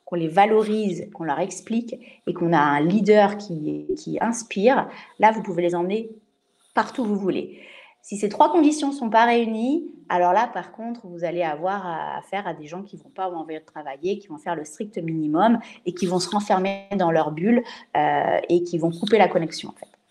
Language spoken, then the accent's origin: French; France; also born or lived in Switzerland; je suis française